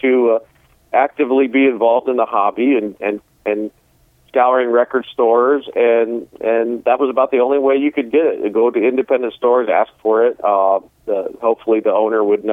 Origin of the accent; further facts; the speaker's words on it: Lima, Ohio, United States; my hometown in Lima